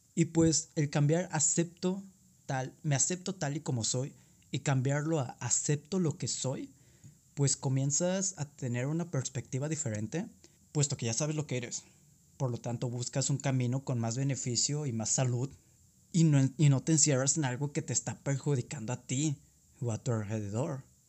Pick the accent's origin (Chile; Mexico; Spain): Mexico; southern Tamaulipas; un emprendedor de 19 años de la zona sur de Tamaulipas